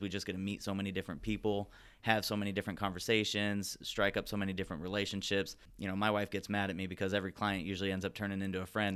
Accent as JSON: {"language": "English", "town": "Glendora", "region": "California", "country": "United States", "tie": "born or raised there", "also_born_or_lived": "Santa Barbara", "said": "I grew up in Glendora, basically born and raised, uh, here in town, went to all the schools locally here in town"}